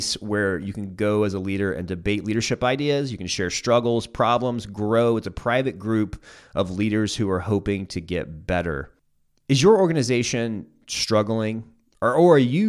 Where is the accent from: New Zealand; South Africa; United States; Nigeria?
United States; South Carolina; I'm from South Carolina, grew up as a South Carolina fan